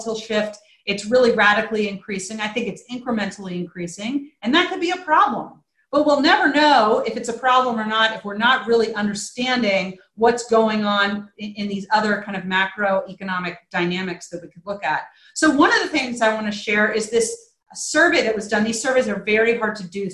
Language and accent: English; Virginia, United States; I live in Virginia now. I'm from Virginia